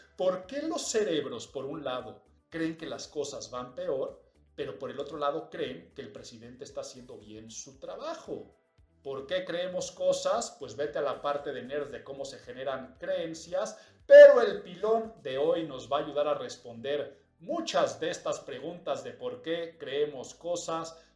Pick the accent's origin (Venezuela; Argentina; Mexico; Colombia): Mexico